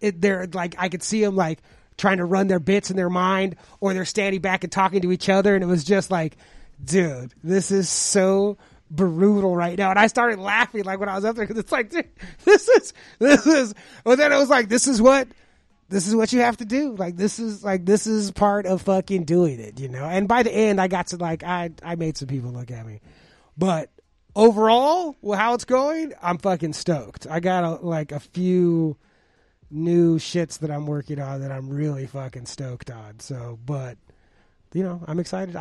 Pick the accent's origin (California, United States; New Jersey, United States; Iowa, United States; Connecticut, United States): California, United States; Los Angeles; I'm from Los Angeles.